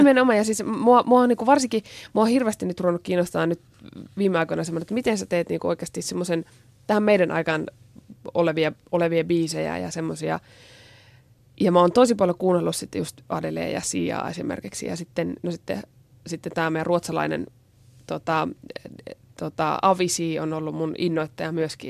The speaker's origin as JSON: {"language": "Finnish", "town": "Oulainen", "region": "North Ostrobothnia", "country": "Finland", "tie": "born or raised there", "also_born_or_lived": "Japan", "moved": "yes", "said": "mäkin on Pohjois-Pohjanmaalta ja tuota, Oulaisista alun perin"}